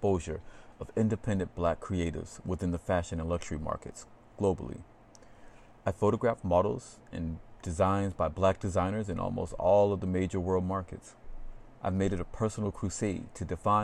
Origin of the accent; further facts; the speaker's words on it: Atlanta, Georgia, United States; moved away; I'm originally from Atlanta, Georgia